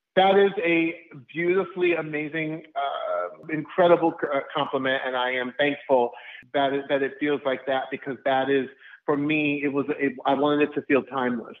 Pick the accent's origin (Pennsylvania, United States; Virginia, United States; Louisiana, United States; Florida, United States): Florida, United States; Orlando; My hometown of Orlando, Florida